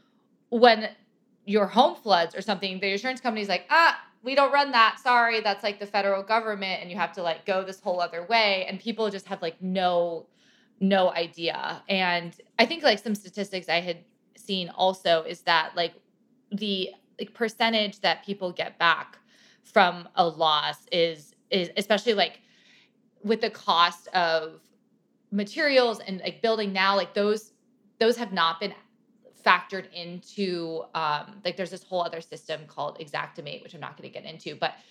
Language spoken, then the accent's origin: English; California, United States; I grew up in California too